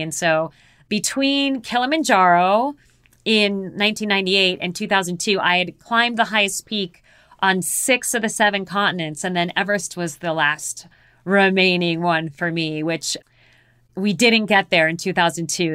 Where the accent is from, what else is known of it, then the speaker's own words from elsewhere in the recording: Phoenix, Arizona, United States; I was born and raised in Phoenix, Arizona